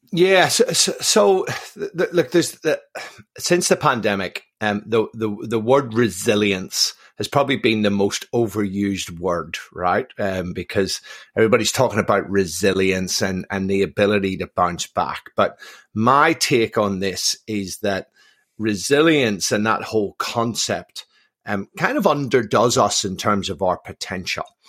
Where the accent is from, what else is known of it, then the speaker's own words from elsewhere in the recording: Belfast, Northern Ireland, United Kingdom; born and raised in Belfast, um, um, from a mixed marriage